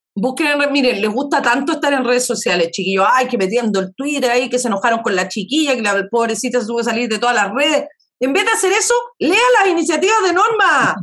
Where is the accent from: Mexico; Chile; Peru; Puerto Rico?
Chile; como una chilena decente